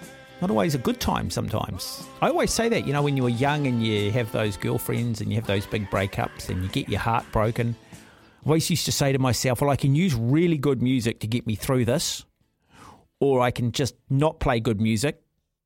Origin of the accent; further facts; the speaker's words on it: Auckland, New Zealand; my family home when we grew up in Mount Albert